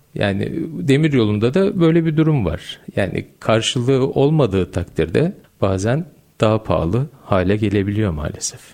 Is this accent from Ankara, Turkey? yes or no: no; Gölcük, Kocaeli, Turkey; 1973 Gölcük Kocaeli doğumluyum.